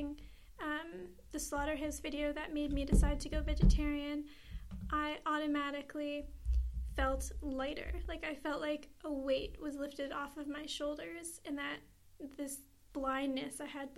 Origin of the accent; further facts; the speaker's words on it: Charlottetown, Prince Edward Island, Canada; I'm 23 and I'm an activist from Charlottetown PEI